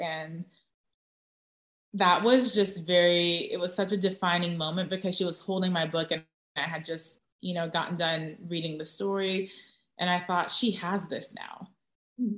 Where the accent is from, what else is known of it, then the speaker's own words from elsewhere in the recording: Orange County, Southern California, United States; also born or lived in Tustin / Irvine; now in San Antonio, United States; Southern California, Orange County